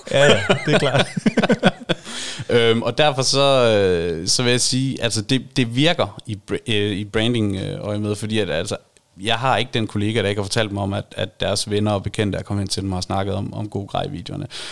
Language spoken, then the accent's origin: Danish; Varde, Southern Denmark, Denmark; jeg er nær i vestjyde. Jeg kommer fra Varde